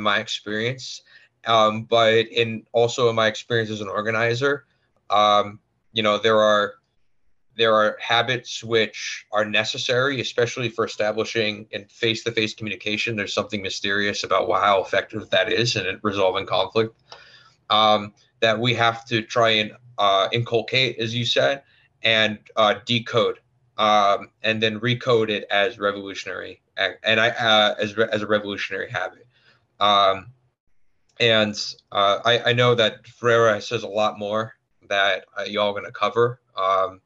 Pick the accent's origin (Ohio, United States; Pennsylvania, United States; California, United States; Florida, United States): Florida, United States; also born or lived in Tampa; growing up in Florida